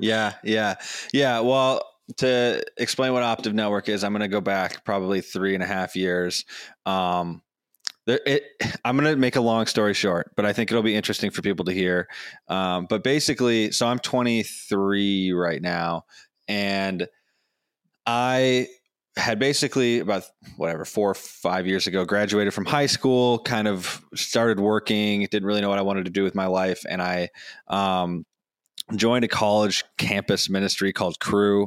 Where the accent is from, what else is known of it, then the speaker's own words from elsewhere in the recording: Madison, Wisconsin, United States; my hometown of Madison, Wisconsin